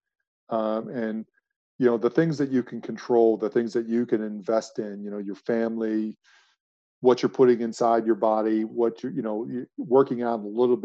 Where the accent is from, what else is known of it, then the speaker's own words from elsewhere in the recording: United States; moved away as an adult; also born or lived in United Kingdom; being an American in a UK environment